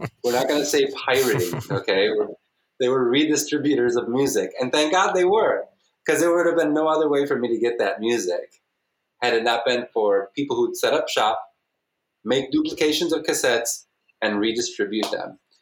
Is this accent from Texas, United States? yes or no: no; southwest suburbs of Chicago, Illinois, United States